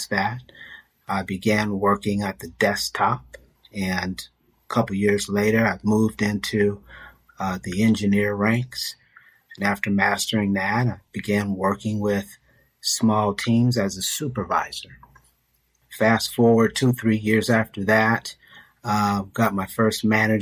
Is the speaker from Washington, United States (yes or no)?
no; California, United States; Born and raised in California